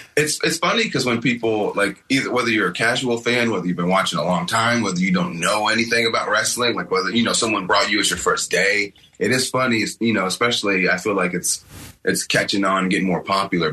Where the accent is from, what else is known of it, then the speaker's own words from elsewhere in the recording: Paducah, Kentucky, United States; I'm actually from Kentucky